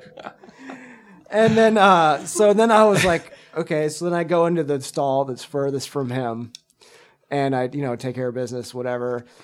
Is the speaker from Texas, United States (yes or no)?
yes; Texas, United States; moved away; also born or lived in Zurich, Switzerland; I'm from Texas, and so, like, margaritas are a thing there.